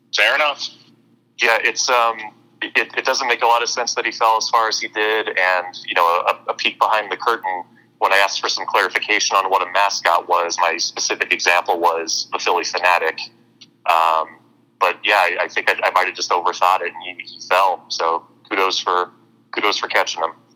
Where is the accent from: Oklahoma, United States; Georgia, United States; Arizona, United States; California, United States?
Arizona, United States; I'm a University of Arizona alum